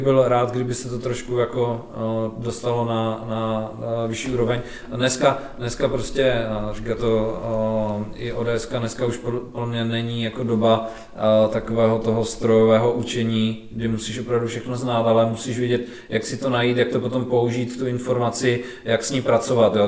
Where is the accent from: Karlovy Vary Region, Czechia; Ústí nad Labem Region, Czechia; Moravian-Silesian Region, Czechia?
Moravian-Silesian Region, Czechia; Ostrava; U nás v Ostravě